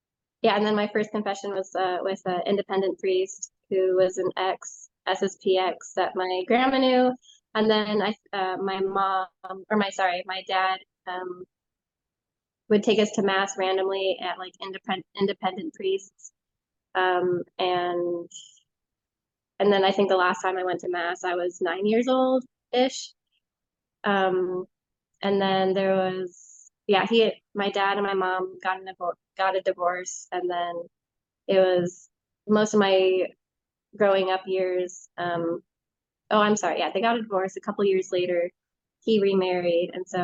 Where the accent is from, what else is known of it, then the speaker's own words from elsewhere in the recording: California, United States; now in Minnesota, United States; Originally I'm from California, but I now live in Minnesota, central Minnesota